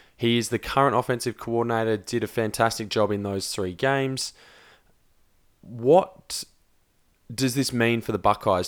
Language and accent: English; South Australia, Australia; we're South Australian born